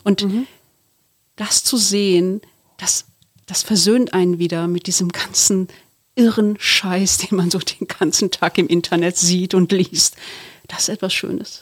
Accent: Duisburg, North Rhine-Westphalia, Germany; ich komme aus Duisburg. Und dann denken wir immer so, ich meine, du bist so deutsch und ich bin so in einer türkischen Familie in Duisburg aufgewachsen

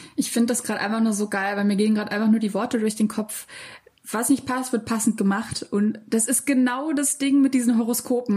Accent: Berlin, Germany; ich komme ähm, aus Lichtenberg ursprünglich

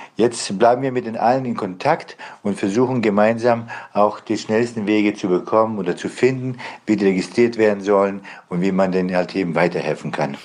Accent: Bosnia & Herzegovina; now in Germany; Ich komme ursprünglich selber aus Bosnien

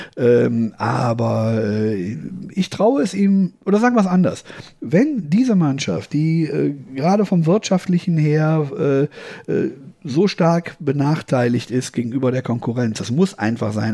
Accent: Düsseldorf, North Rhine-Westphalia, Germany; in meiner Heimatstadt, die Düsseldorf ja ist

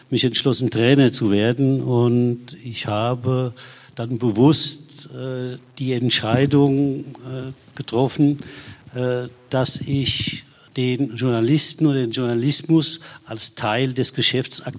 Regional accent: Aschaffenburg, Bavaria, Germany; moved away as an adult; dass ich ja dann äh, 1974 nach Saarbrücken gewechselt bin und habe also meine Heimatstadt Aschaffenburg verlassen.

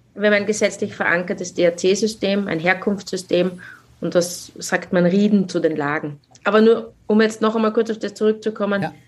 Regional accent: South Styria, Austria; bei uns in der Südsteiermark

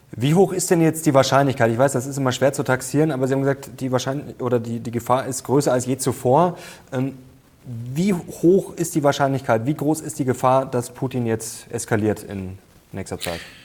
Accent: Germany; wir als Deutsche

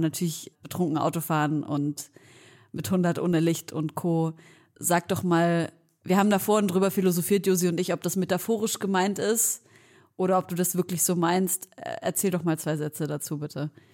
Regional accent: Leipzig, Saxony, Germany; wir kommen beide aus Leipzig. Wir kommen beide aus Leipzig

